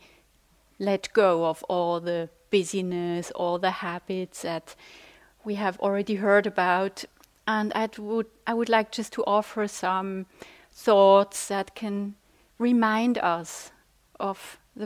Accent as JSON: {"language": "English", "country": "Switzerland", "second_language": "English", "said": "I'm from Switzerland"}